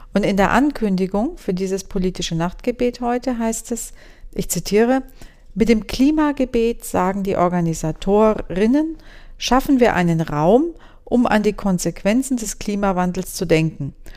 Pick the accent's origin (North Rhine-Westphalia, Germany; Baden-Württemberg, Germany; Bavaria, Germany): Bavaria, Germany; Würzburg district; im Landkreis Würzburg, also da, wo ich herkomme